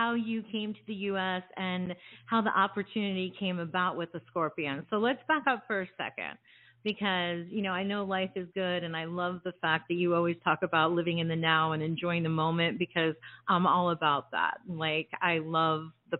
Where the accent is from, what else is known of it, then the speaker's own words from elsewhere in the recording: New Jersey, United States; I'm originally from New Jersey